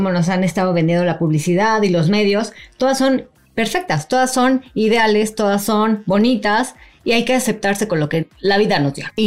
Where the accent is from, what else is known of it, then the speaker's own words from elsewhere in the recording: Mexico; nos conocimos en un proyecto argentino, siendo las únicas mexicanas